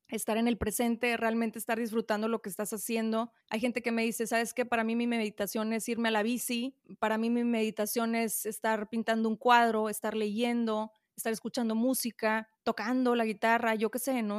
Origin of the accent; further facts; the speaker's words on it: Monterrey, Nuevo León, Mexico; Aquí en Monterrey, yo soy de Monterrey